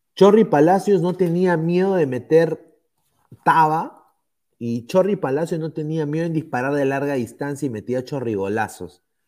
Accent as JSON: {"language": "Spanish", "country": "Peru", "moved": "yes", "lives_now": "United States"}